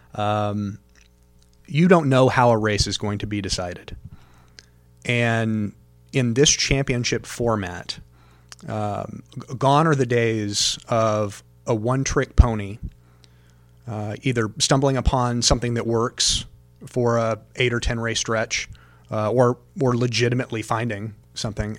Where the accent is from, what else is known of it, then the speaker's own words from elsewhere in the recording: Daytona Beach, Florida, United States; also born or lived in Talladega, Alabama; I was born in Talladega, raised in Daytona.